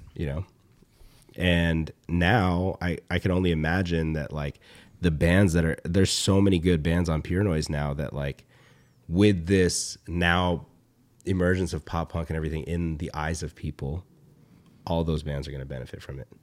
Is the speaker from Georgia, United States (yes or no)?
yes; Atlanta, Georgia, United States; when I was a kid growing up in Atlanta